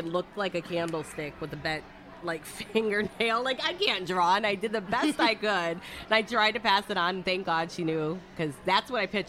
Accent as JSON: {"language": "English", "town": "Detroit", "region": "Michigan", "country": "United States", "moved": "yes", "lives_now": "Florida, United States", "said": "I'm originally from Detroit, Michigan, but I moved here like 18, 19 years ago, maybe a little longer. So I guess I'm a Floridian now."}